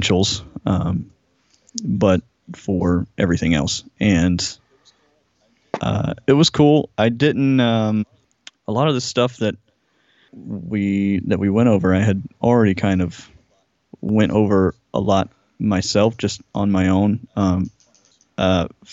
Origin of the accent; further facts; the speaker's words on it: Jackson, Georgia, United States; moved away as an adult; also born or lived in Atlanta, Georgia; I grew up south of Atlanta, like, I don't know, maybe 40 miles south or something like that, in a really small town called Jackson, Georgia